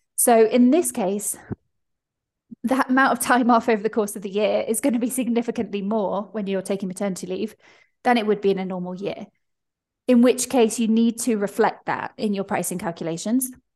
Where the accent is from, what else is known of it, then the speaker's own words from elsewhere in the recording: United Kingdom; I'm British